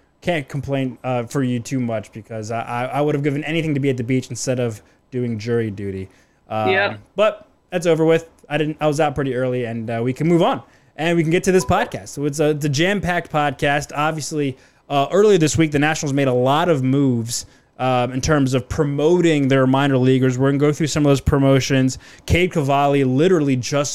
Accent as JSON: {"language": "English", "town": "Silver Spring", "region": "Maryland", "country": "United States", "tie": "born or raised there", "said": "I played up in Laytonville, so it's a little north of where I grew up in Silver Spring, just past Olney"}